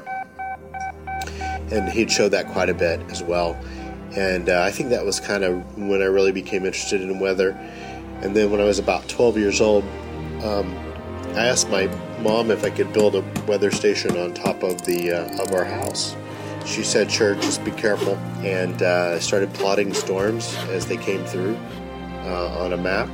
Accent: North Texas, United States; growing up in North Texas

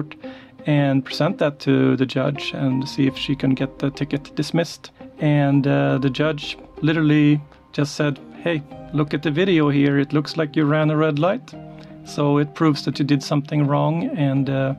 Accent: Sweden; moved away as an adult; also born or lived in Linköping, Sweden; now in Beaverton, United States; I grew up in Sweden

